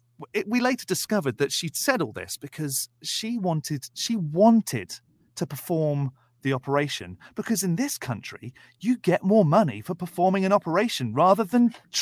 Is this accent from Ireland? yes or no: no; United Kingdom; I'm British and we don't have that language in the UK.